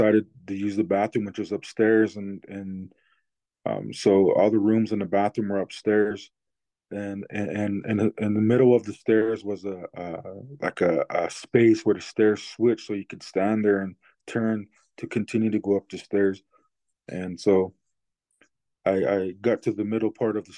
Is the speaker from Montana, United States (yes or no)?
yes; Blackfeet Indian Reservation, Montana, United States; I'm from the Blackfeet Indian Reservation in Montana.